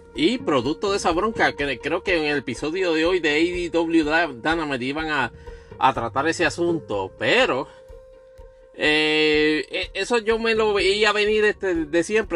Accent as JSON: {"language": "Spanish", "country": "Puerto Rico", "said": "yo nunca me he ofendido como puertorriqueño"}